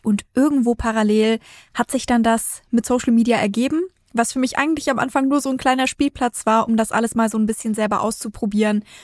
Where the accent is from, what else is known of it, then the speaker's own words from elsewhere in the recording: Bavaria, Germany; moved away; ursprünglich komme ich aus Bayern, ich komme aus einer Familie, wo es viermal am Tag Fleisch und Wurst gab